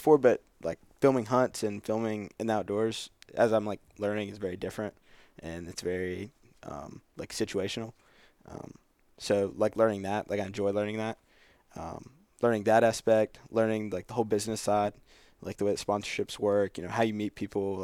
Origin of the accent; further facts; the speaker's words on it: High Point, North Carolina, United States; moved away as an adult; I'm from High Point.